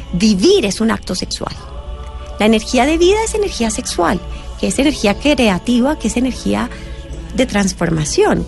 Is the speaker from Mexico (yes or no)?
no; Colombia; en este ser que soy, que nace en Colombia, en esta familia particular